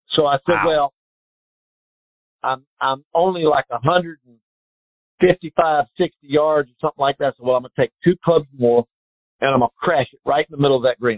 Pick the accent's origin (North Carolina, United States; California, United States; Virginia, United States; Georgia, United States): North Carolina, United States; Growing up in North Carolina